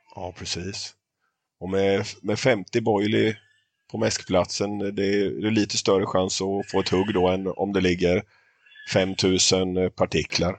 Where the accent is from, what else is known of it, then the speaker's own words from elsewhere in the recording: Småland, Sweden; Idag är det tre stycken smålänningar som sitter i podden och snackar